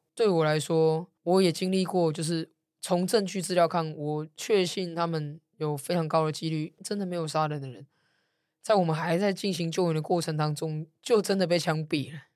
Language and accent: Chinese; Taipei, Taiwan; 我在文山区出生长大，然后又在这边选过立委